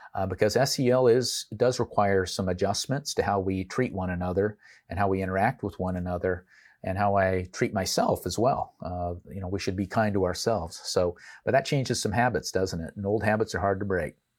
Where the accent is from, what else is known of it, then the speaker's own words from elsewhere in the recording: Portland, Oregon, United States; I grew up in Portland, Oregon